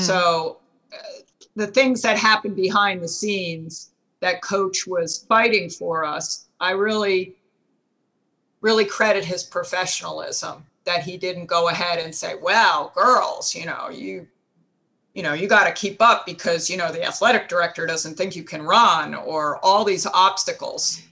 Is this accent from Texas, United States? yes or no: no; New Jersey, United States; I grew up in New Jersey and West Point was only an hour away